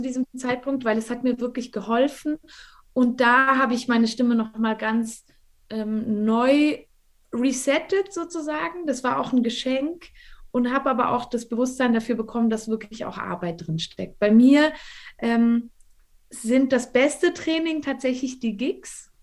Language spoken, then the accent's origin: German; Valais, Switzerland; also ich bin hier im Wallis aufgewachsen, ich bin jetzt auch gerade hier, ähm, wohne hier auch immer noch.